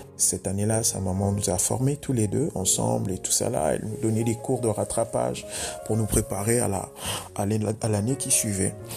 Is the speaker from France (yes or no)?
no; Dolisie, Niari, Republic of the Congo; chez moi au Congo-Brazzaville